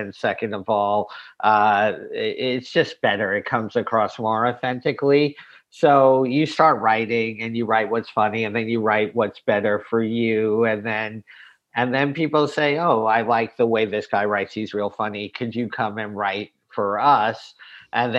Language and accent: English; New York, United States; I was fortunate enough to be born and raised in New York